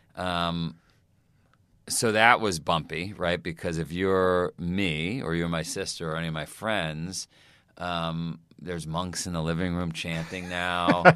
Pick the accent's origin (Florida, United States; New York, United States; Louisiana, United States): New York, United States; New York City; I grew up in Queens